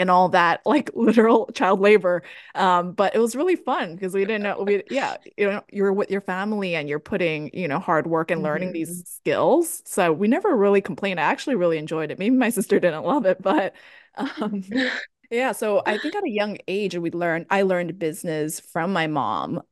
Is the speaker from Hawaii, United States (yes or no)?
yes; Hawaii, United States; moved away as an adult; also born or lived in Boston, United States; now in San Francisco, United States; I grew up in Hawaii